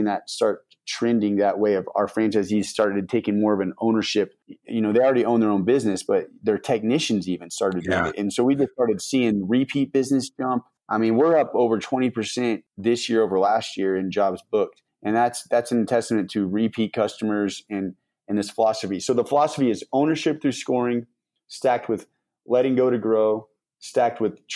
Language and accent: English; Denver, Colorado, United States; I'm from Denver.